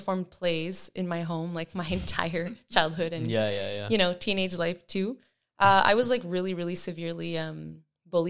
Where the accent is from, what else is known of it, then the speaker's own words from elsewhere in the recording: Eastern Ontario, Canada; I'm from Eastern Ontario. Yeah. So the easternmost part. I grew up a border baby with Quebec